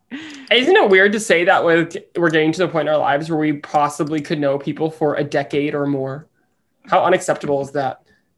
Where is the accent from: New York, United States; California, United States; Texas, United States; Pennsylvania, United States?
Pennsylvania, United States; Philadelphia; I'm from Philly.